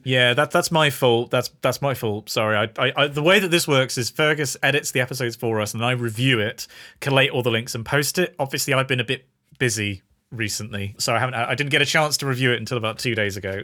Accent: United Kingdom; we're British

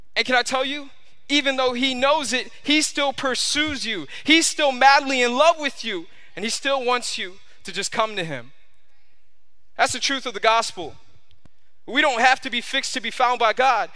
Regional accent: New York, United States; now in Florida, United States; I grew up in New York

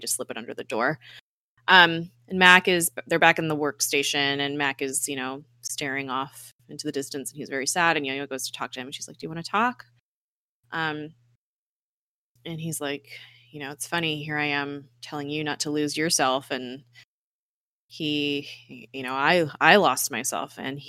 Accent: Colombia; I grew up like in Colombia, like that was run by you know, drug lords essentially, and gun, you know, a corrupt government.

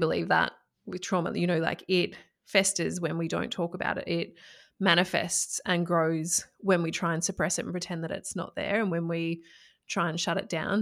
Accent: Echuca, Victoria, Australia; I grew up in country Victoria in Australia. So I grew up in Echuca and, well, a few places before then, but major, mainly Echuca.

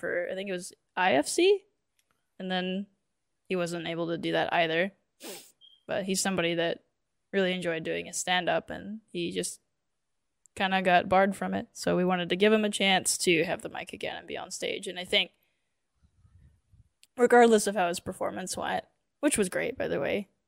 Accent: Glenpool, Oklahoma, United States; I grew up in Glenpool, so I know several people there

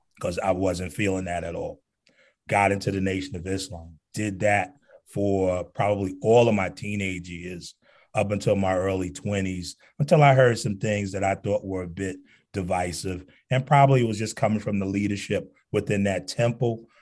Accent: Newark, New Jersey, United States; growing up in Newark

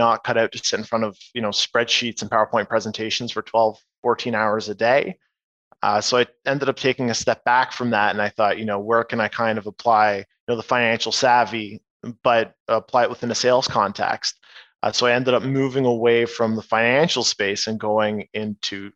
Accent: Oshawa, Ontario, Canada; also born or lived in Kitchener; now in Toronto, Canada; I was born in Oshawa. Now I've been in Toronto for a good few years

